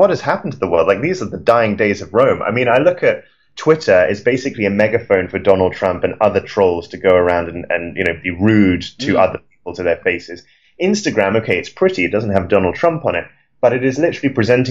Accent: London, United Kingdom; standing on the street outside my house in London

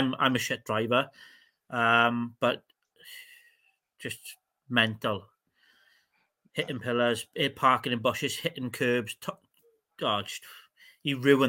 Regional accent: Welsh, Wales, United Kingdom; I'm Welsh

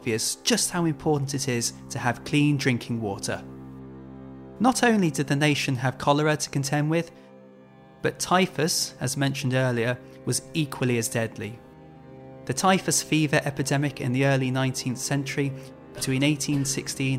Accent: Birmingham, West Midlands, United Kingdom; I grew up in Birmingham, which is chock-a-block full of canals.

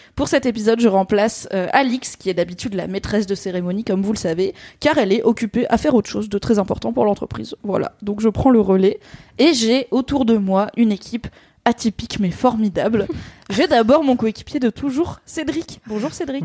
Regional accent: Alsace, Grand Est, France; en tant qu'Alsacienne

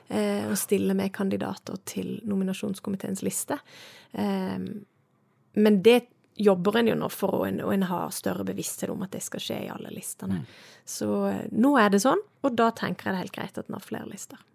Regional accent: Søgne, Agder, Norway; also born or lived in Estonia; now in Bergen, Norway; jeg kommer jo fra Sørlandet, du sa det sjøl, jeg er fra Søgne

